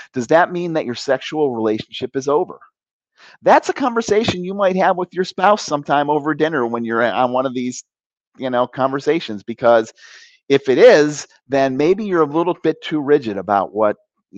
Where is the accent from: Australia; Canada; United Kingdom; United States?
United States; Cleveland, Ohio; I was born in Cleveland